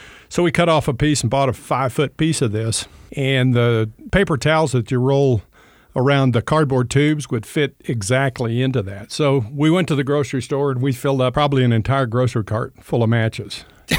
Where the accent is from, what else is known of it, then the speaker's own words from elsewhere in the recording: Texas, United States; born there; I was born in out in West Texas, and on the plains of West Texas, not a lot to do out there, just flat prairie